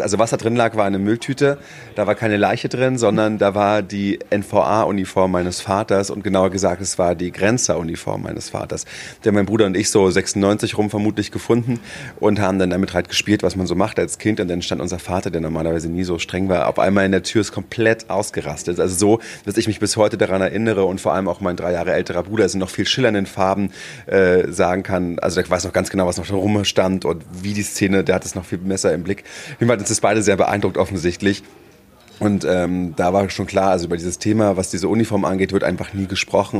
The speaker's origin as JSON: {"language": "German", "region": "Berlin", "country": "Germany", "tie": "born or raised there", "said": "Ich in Berlin"}